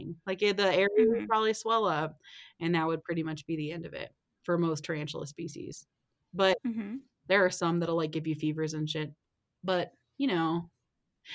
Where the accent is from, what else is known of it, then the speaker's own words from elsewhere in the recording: Texas, United States; moved away; also born or lived in Colorado; growing up in Texas